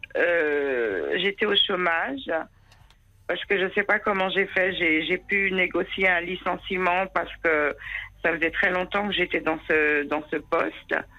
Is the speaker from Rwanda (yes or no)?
no; France; née en France, donc française. Comme je l'étais